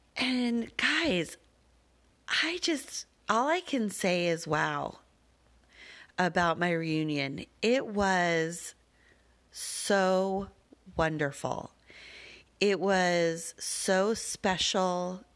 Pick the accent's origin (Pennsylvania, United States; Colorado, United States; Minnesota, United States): Colorado, United States; Denver; I grew up with them in Denver